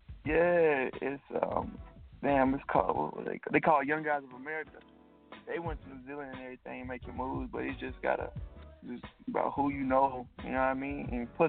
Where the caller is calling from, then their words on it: North Little Rock, Arkansas, United States; Hey, I'm calling from North of Rock, Arkansas.